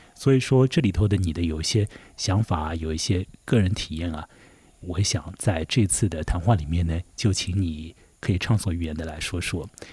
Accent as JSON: {"language": "Chinese", "area": "Chongming Island", "region": "Shanghai", "country": "China", "tie": "born or raised there", "said": "我虽然是土生土长的崇明岛人"}